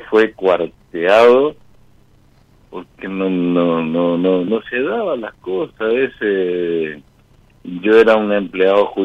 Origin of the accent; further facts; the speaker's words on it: Corrientes, Argentina; Soy Corrientes